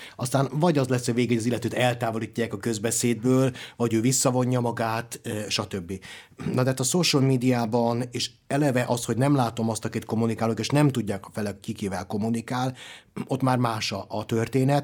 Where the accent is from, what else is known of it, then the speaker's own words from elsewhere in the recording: Zrenjanin, Vojvodina, Serbia; moved away; Én határon túli magyarként, ugye délvidéki nagybecskerekiként